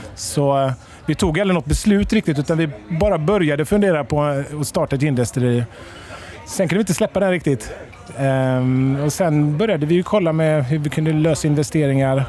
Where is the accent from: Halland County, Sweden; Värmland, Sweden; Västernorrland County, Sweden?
Halland County, Sweden; now in Malmö, Sweden; Jag och Per vi kommer från norra Halland. Vi bor nere i Skåne båda två.